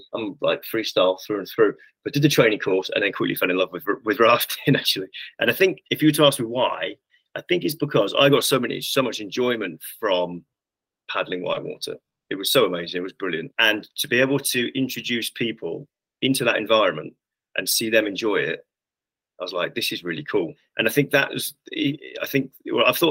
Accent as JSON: {"language": "English", "region": "London", "country": "United Kingdom", "tie": "born or raised there", "said": "I grew up in South London"}